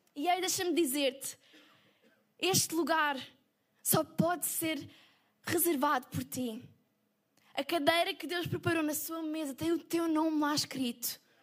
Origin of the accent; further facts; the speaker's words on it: Portugal; E nós somos portugueses